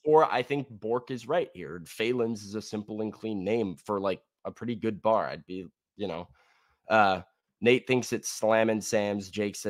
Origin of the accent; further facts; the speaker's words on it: Australia; I'm Australian, dude.